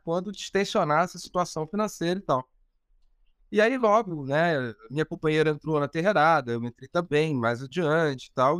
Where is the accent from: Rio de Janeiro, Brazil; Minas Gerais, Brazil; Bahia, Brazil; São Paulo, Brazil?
Rio de Janeiro, Brazil; also born or lived in Laranjeiras, Rio de Janeiro; Eu sou de Cascadura, né?